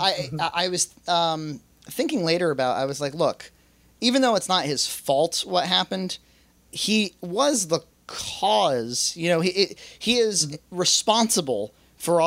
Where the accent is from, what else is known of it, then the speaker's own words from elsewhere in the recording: Boston, Massachusetts, United States; I'm from Boston